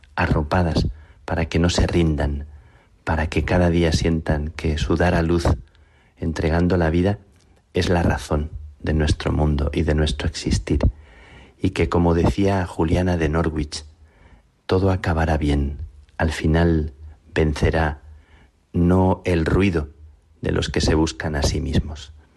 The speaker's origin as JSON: {"language": "Spanish", "town": "Plasencia", "region": "Extremadura", "country": "Spain", "tie": "born or raised there", "said": "mi vocación de carmelita nació a la sombra de las carmelitas de mi pueblo, en Plasencia"}